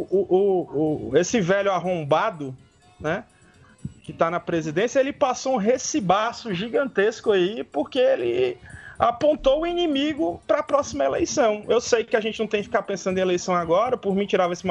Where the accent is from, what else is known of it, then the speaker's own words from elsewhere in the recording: Northeast Region, Brazil; como nordestino, como é, filho, neto, bisneto, toda a minha família é daqui, bicho.